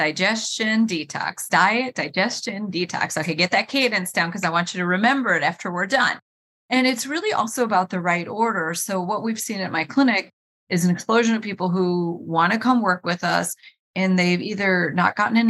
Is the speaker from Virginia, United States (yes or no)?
no; Cleveland, Ohio, United States; I was born and raised in Cleveland, Ohio